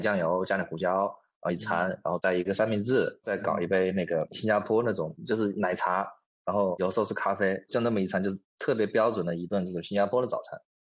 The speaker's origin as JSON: {"language": "Chinese", "town": "Wuhan", "region": "Hubei", "country": "China", "tie": "born or raised there", "also_born_or_lived": "Hangzhou / Singapore", "moved": "as an adult", "said": "我是土生土长的武汉人，从小学、初中、高中，包括到大学都在武汉读的。然后大学是在华中农业大学就读"}